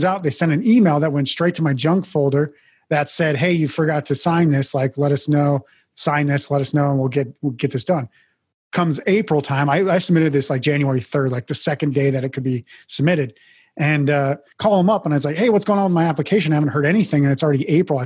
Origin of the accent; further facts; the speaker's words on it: Mandan, North Dakota, United States; moved away as an adult; also born or lived in Billings, Montana / Portland, Oregon; I was born in Billings, Montana, actually. My parents separated when I was very young, I think I was five years old. My mom moved to North Dakota. My dad moved to Portland, Oregon. So living with my dad in Portland, Oregon for a couple of years, went back to live with my mom in North Dakota, graduated high school from there